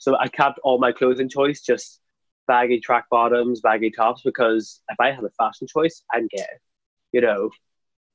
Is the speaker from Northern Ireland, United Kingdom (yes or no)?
yes; Craigavon, Northern Ireland, United Kingdom; now in Belfast, United Kingdom; I'm not from Belfast originally. I'm actually from a small town called Craigavon, which is in County Armagh. So growing up back then, the idea of gay was still very taboo